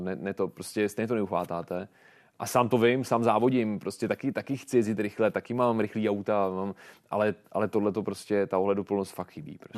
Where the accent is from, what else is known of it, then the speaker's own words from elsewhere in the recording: Czechia; jsme nejlepší Češi